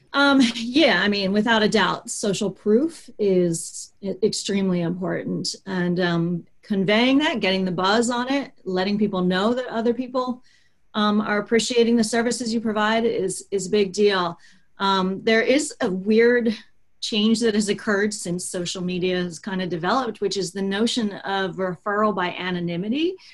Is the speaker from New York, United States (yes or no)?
no; Baltimore, Maryland, United States; I am from Baltimore, Maryland